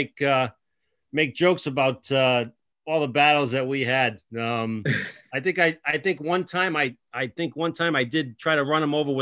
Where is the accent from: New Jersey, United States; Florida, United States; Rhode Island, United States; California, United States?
Rhode Island, United States; Cranston; I was from Cranston.